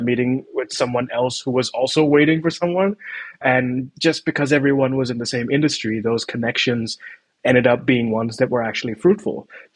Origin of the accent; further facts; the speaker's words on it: Mumbai, Maharashtra, India; moved away as an adult; now in Copenhagen, Denmark; I was born and raised in Bombay